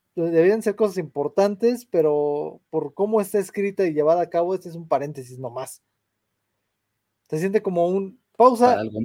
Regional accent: San Luis Potosí, Mexico; yo nací aquí en San Luis

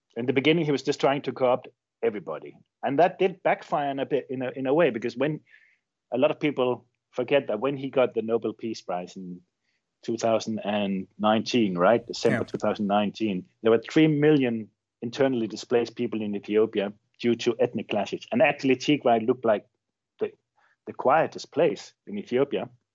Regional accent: Denmark; moved away as an adult; now in Chile; I grew up in Denmark, um, I've lived most of my adult life in Chile.

